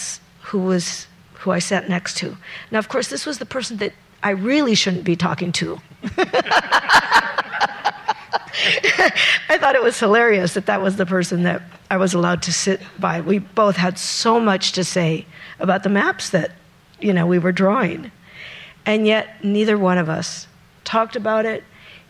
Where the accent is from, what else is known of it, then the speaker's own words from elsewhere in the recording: San Diego, California, United States; When I was growing up in California, in San Diego, it was infrastructure, it was military